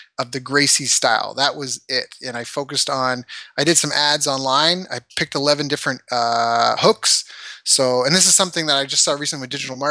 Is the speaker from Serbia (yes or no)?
no; Canada; also born or lived in San Diego; we are not American, we are Canadian